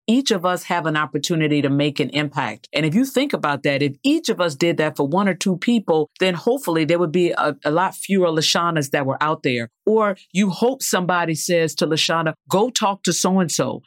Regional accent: the South, United States; Growing up in the South

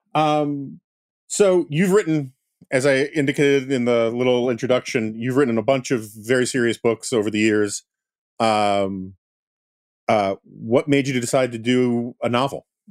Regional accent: New York, United States; as a New Yorker

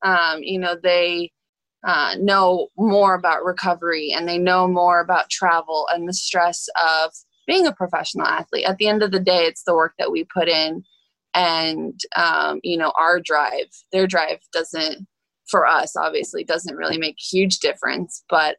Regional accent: Bradenton, Florida, United States; So we're originally from Bradenton, Florida.

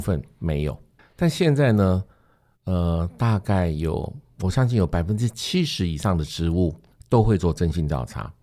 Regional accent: Taoyuan, Taiwan; 我也是桃园人

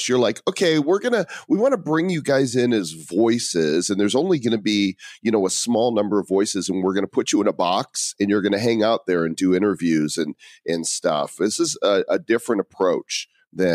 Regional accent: Chicago, Illinois, United States; Chicago, my hometown, Chicago.

